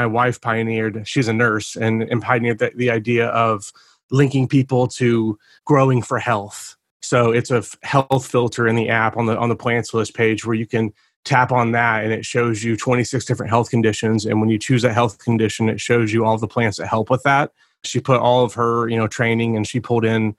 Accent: Oklahoma City, Oklahoma, United States; I'm from Oklahoma City, Oklahoma

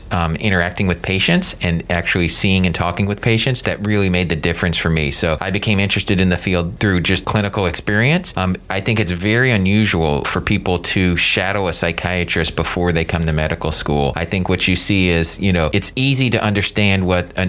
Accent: the South, United States; as a kid growing up in the South, do not get to see a lot of psychiatrists in action.

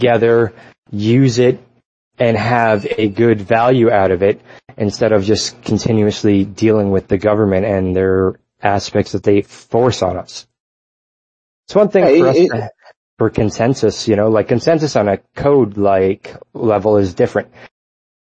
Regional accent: Canada; I'm a Canadian guy

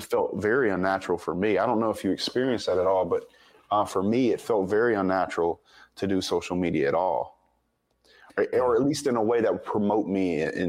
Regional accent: the South, United States; it was kind of a suppressive, place growing up in the South down here in the Bible Belt

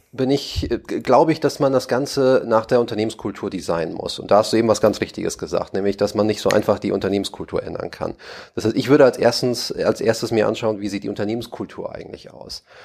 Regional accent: Hamburg, Germany; moved away as an adult; now in Berlin, Germany; als Hamburger

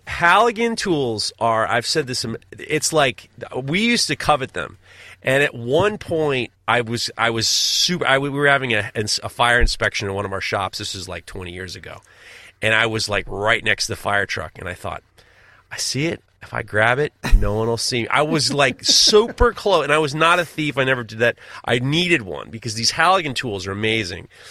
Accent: New York, United States; I'm in Hawaii. I'm the farthest from New York

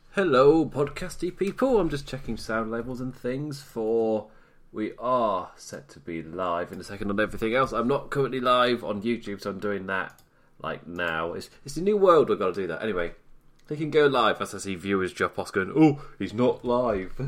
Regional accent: England, United Kingdom; I'm English

